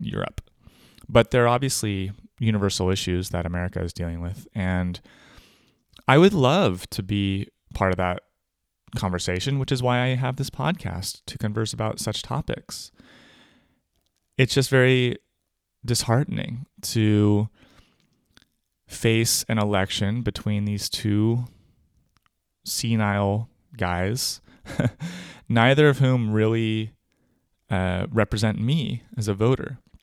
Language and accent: English; California, United States; also born or lived in New York / Brooklyn, New York; now in Germany; I was born in California, but I've voted for most of my life in New York State as a New Yorker, where I am still registered in Brooklyn. But I don't live there anymore. I live in Germany.